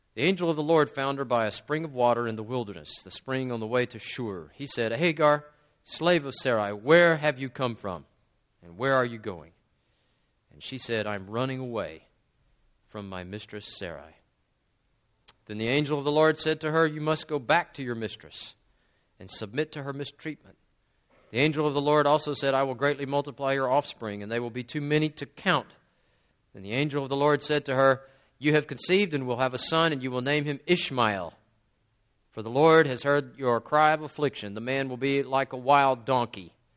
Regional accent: West Monroe, Louisiana, United States; moved away as an adult; now in Turkey; I grew up in Louisiana

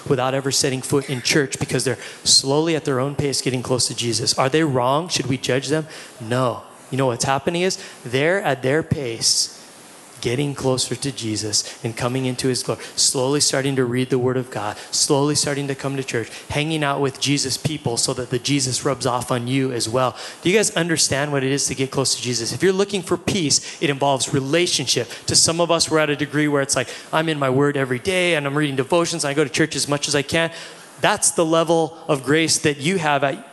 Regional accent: Hawaii, United States; we're all kids from Hawaii

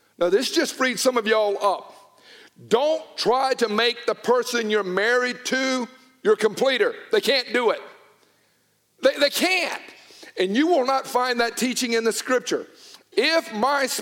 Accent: Newnan, Georgia, United States; I was from Georgia. It was not that she grew up in Toronto and me in Noonan

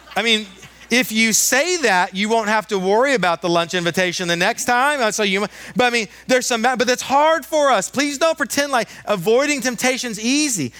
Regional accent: United States; as an American male

